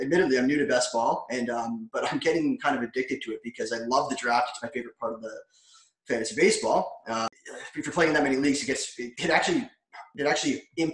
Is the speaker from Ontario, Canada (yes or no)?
yes; about an hour south of Toronto, Ontario, Canada; I'm from Toronto. I'm not really from Toronto, but I'm about an hour south of Toronto.